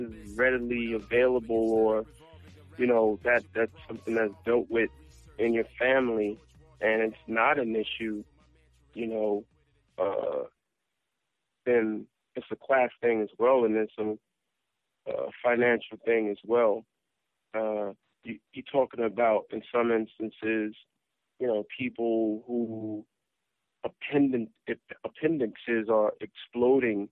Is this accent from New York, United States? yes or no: yes; New York City, New York, United States; growing up in South Jamaica, Queens